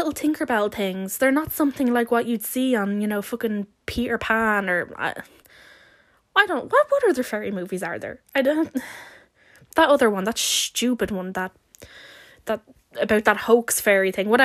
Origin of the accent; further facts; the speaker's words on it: Dublin, Leinster, Ireland; I grew up in Dublin, which is in the city